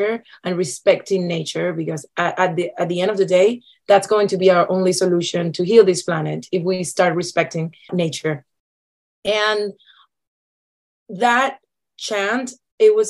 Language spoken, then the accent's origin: English; Cuba; now in Canada; Growing up in Cuba, there is music everywhere, all the time